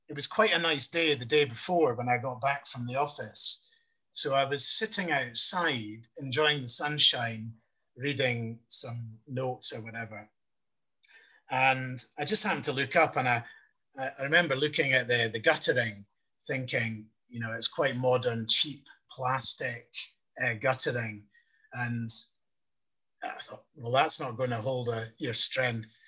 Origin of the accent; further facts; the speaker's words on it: Scotland, United Kingdom; being a Scot